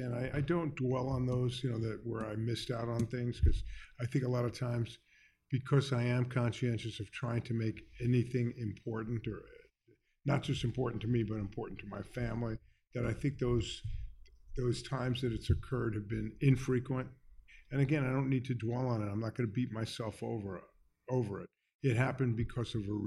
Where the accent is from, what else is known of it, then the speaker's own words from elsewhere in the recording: Miami Beach, Florida, United States; also born or lived in New York; I went to elementary school in Miami Beach.